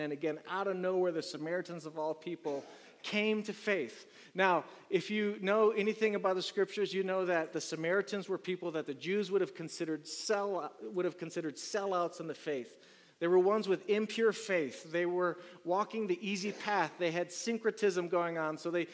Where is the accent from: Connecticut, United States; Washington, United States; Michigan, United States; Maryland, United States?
Maryland, United States; moved away; I'm from Maryland, so there's a lot of water over there